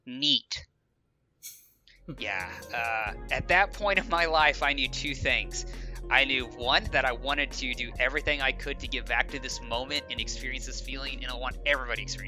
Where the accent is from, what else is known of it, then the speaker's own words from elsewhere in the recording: Arkansas, United States; accent: southern; we are also both from Arkansas, so if our southern accent comes through